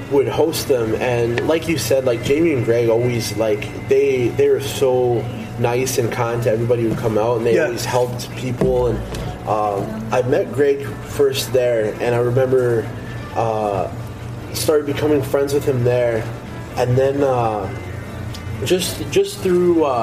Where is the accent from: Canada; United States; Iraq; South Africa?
Canada; Lockport, Manitoba; Like I grew up in Lockport, Sel- Selkirk area.